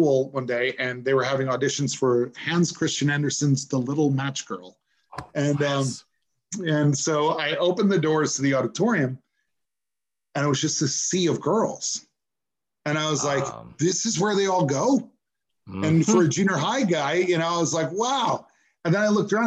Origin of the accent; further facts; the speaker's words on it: Wappingers Falls, New York, United States; moved away; also born or lived in Beaufort, South Carolina / Bronx, New York / Manhattan, New York / Florida; spent most of my life growing up in Mid-Hudson Valley